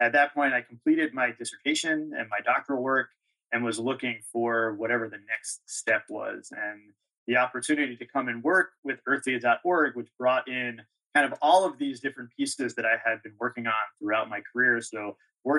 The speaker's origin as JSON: {"language": "English", "area": "Long Island", "region": "New York", "country": "United States", "tie": "born or raised there", "also_born_or_lived": "Red Hook, New York", "said": "I grew up on Long Island"}